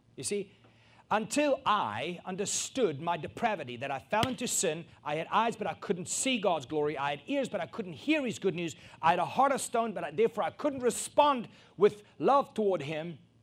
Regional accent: South Africa; a South African born and raised

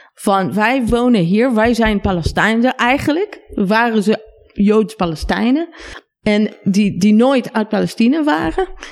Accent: Israel; Dutch is a second language; moved away as an adult; now in Netherlands; Mijn eigen stad, waar ik opgegroeid ben

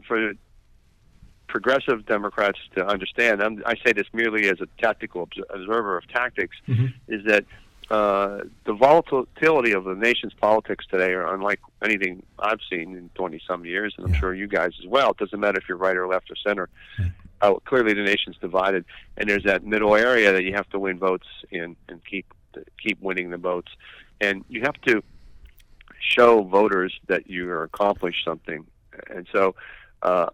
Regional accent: Western Pennsylvania, United States; I'm from Western Pennsylvania

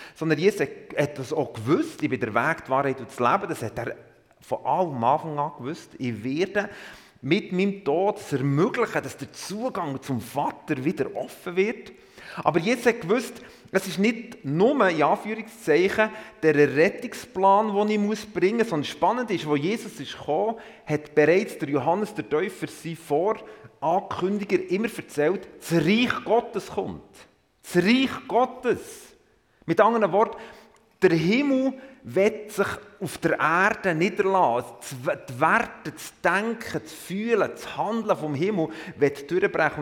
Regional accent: Emmental, Bern, Switzerland; also born or lived in Thun; Ich bin im Emmental aufgewachsen

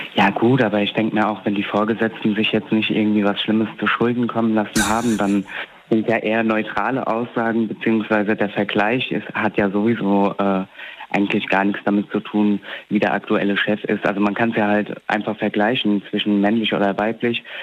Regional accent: Alzey, Rhineland-Palatinate, Germany; ja aus Alzey

